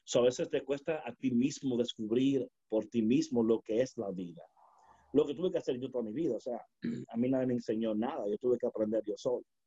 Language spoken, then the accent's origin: Spanish; New York City, New York, United States; yo nací y me crié en Brooklyn, New York